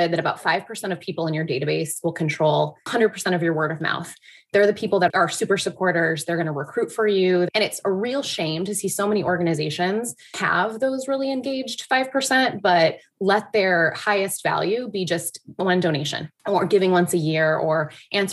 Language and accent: English; Michigan, United States; moved away as an adult; also born or lived in New York; I'm from Michigan originally